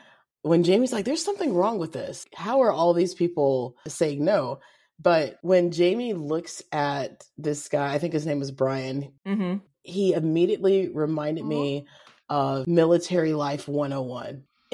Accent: Kentucky, United States; accent: Kentucky twang; I've got a Kentucky twang.

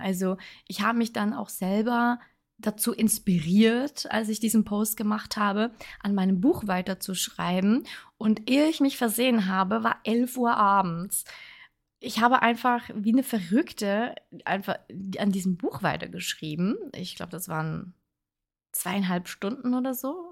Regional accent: Switzerland; ich wohne ja in der Schweiz. Ich bin Schweizerin

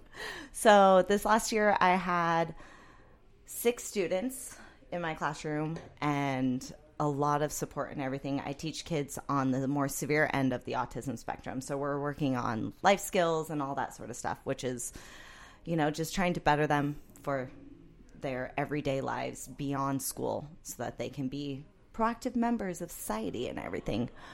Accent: San Clemente, California, United States; I grew up in San Clemente, which, if you know the city, it's basically as far as you get in Orange County

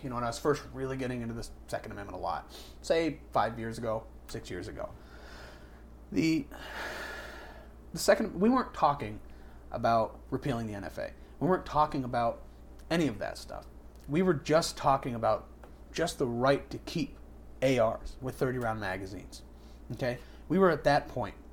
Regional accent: New Hampshire, United States; I'm a native New Hampshireite.

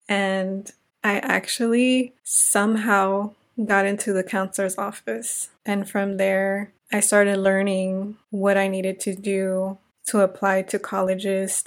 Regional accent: Inglewood, California, United States; also born or lived in South Central Los Angeles; now in Los Angeles, United States; I am a Latina from Inglewood, California, now residing in South Central Los Angeles.

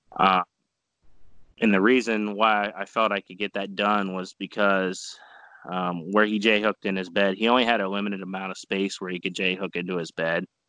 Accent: Caldwell, Ohio, United States; also born or lived in Senecaville, Ohio; originally I'm from the Caldwell area, so I just mm. moved uh, north about 20 minutes

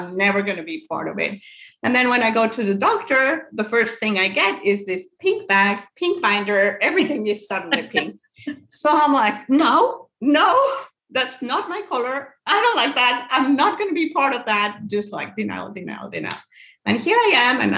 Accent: Mexico; moved away as an adult; now in United States; I'm actually from Mexico, but I live here in the United States. I've been living here for 10 years now.

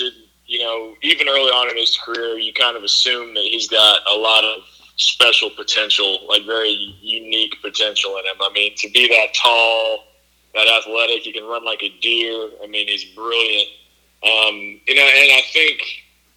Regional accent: Durham, North Carolina, United States; people I grew up with in Durham

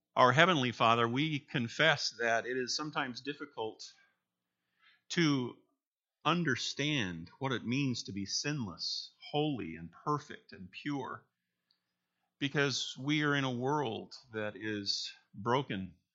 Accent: Minnesota, United States; moved away as an adult; now in Michigan, United States; we grew up in Minnesota, and then in a career in the Army, we moved around

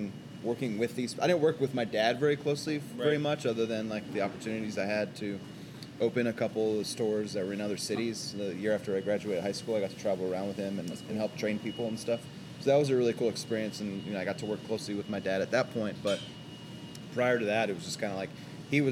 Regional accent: Austin, Texas, United States; moved away as an adult; also born or lived in San Francisco; born and raised in Austin

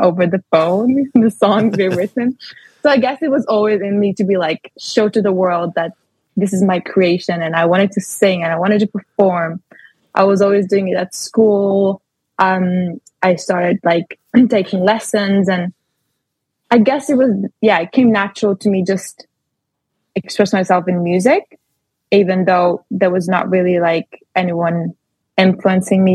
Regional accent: Latvia; moved away as an adult; now in London, United Kingdom; after high school in Latvia, because I'm from Latvia

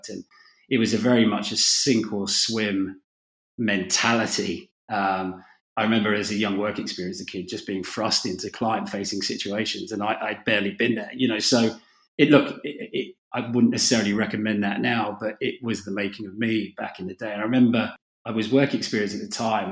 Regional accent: London, United Kingdom; I was a kid from North London

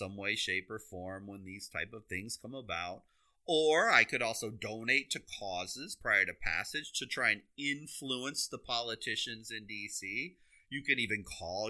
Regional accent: Iowa, United States; I grew up in Iowa.

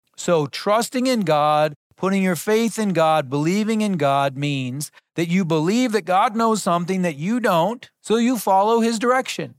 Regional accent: North Dakota, United States; I grew up in North Dakota

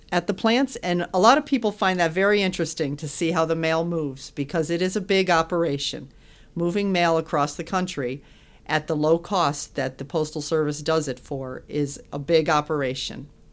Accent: West Hartford, Connecticut, United States; I am from Connecticut. My family's here, born and raised in West Hartford.

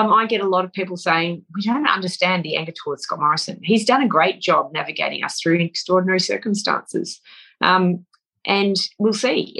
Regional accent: Australia; One of the strongest characteristics of being an Australian, I think, is the ability to see bullshit at 1,000 paces.

